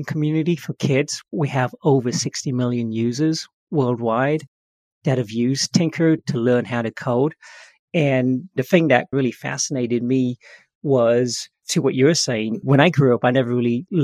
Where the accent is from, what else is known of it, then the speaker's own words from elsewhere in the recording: England, United Kingdom; now in San Francisco, United States; I grew up in England, but I found my way over to Silicon Valley in San Francisco.